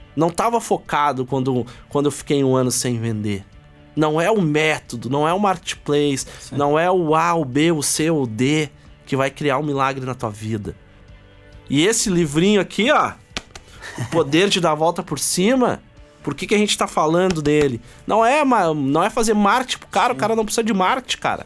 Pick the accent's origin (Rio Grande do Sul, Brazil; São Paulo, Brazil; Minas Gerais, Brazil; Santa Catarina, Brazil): Rio Grande do Sul, Brazil; Porto Alegre; a gente veio de Porto Alegre